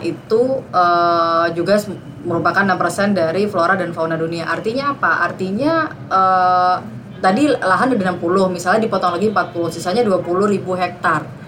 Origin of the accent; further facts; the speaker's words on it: Jakarta, Indonesia; kita orang Jakarta